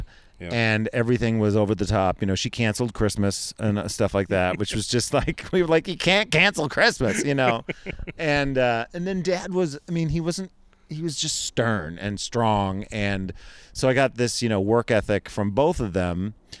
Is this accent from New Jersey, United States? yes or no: no; Scranton area, Pennsylvania, United States; moved away; also born or lived in Rochester, New York; I grew up in Scranton, Pennsylvania. I didn't grow up in Scranton. I say Scranton because of the office.